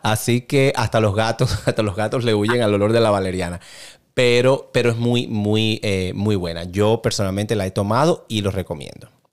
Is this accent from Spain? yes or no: no; Cuba; yo soy cubano, eh, prácticamente llevo café en mis venas